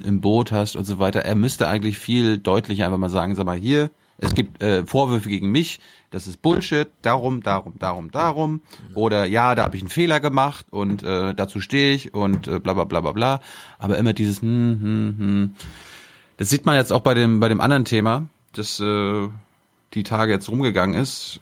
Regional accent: Germany; wir das als Deutsche

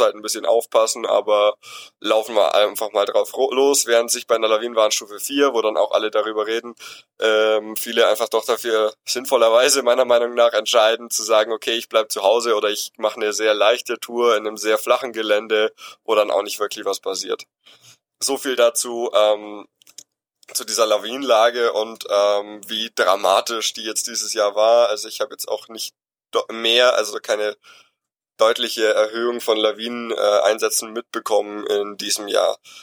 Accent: Allgäu, Bavaria, Germany; Ich komme selber aus dem Allgäu, also ganz im Süden von Deutschland in Bayern

